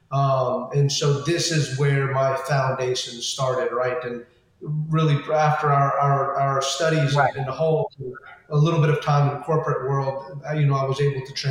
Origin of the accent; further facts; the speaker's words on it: California, United States; born there; Um, and I was born over in California, which is where they first, you know, they first came to.